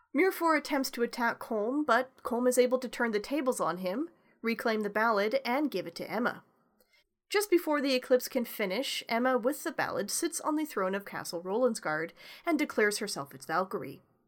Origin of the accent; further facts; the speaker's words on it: Canada; accent: backwater Canadian; first language English; me and my backwater Canadian accent